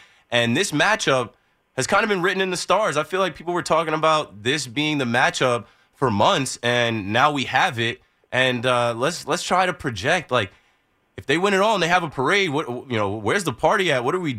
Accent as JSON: {"language": "English", "region": "New Jersey", "country": "United States", "tie": "born or raised there", "said": "since the Nets left my home state in New Jersey for Brooklyn"}